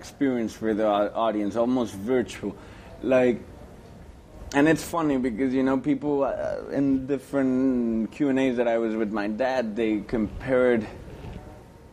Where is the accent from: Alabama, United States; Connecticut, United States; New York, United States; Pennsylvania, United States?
New York, United States; I grew up in New York. Since high school, I've been in New York